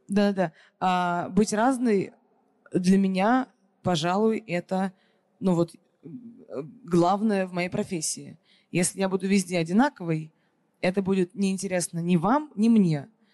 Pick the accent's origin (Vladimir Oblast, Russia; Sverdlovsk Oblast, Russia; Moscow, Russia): Moscow, Russia; она коренная москвичка, так же, как и я